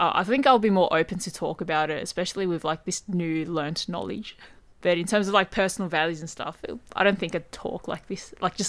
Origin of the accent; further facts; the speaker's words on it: Japan; I mean, if that's how the culture is in Japan, and I grew up in Japan, I don't think it's something that I would really think about